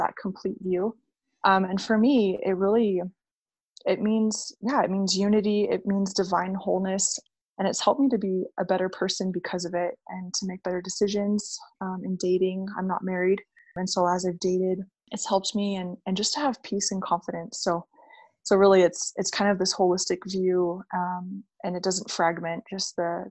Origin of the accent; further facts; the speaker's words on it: North Shore of Oahu, Hawaii, United States; moved away as an adult; also born or lived in Utah / Las Vegas; I'm from the North Shore of Oahu. I grew up there. My family moved there when I was about two.